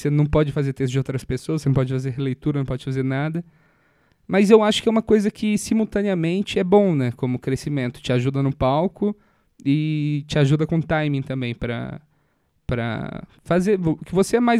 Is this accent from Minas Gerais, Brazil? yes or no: yes; Minas Gerais, Brazil; eu sou de Minas Gerais.